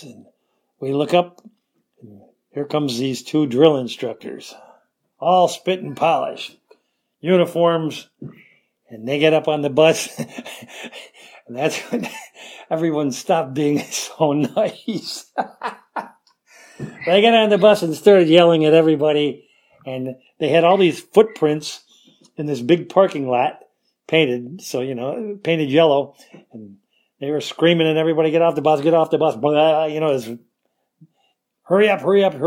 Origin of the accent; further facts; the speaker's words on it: Rochester, New York, United States; I'm from Rochester, New York.